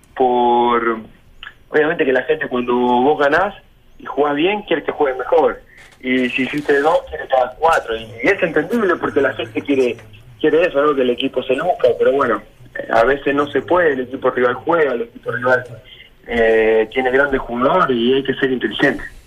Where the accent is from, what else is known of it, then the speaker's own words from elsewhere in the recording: Argentina; moved away as an adult; also born or lived in Rosario, Argentina; now in Chile; yo soy de un pueblo de 5.000 habitantes, nací en Rosario porque en el pueblo no no se puede